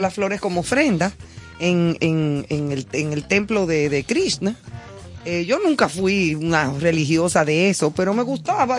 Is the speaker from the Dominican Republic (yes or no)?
yes; Santo Domingo, Distrito Nacional, Dominican Republic; also born or lived in Madrid; crecí y me crié en Gascue.